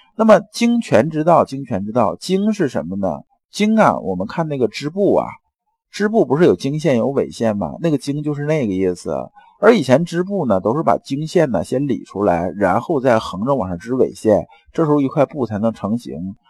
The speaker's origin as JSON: {"language": "Chinese", "country": "China", "said": "我们中国人呐，这种入世啊"}